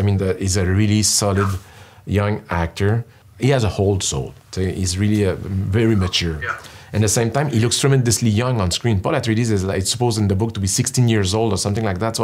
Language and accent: English; Canada